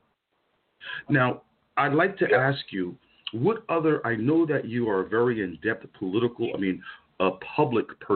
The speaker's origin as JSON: {"language": "English", "town": "Paterson", "region": "New Jersey", "country": "United States", "tie": "born or raised there", "said": "I grew up in Paterson, New Jersey, where I'm talking about it is blue as the color blue."}